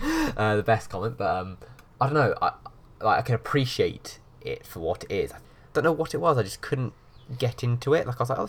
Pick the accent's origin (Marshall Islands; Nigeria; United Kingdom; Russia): United Kingdom; England; The last witch trial was held in my hometown, in England.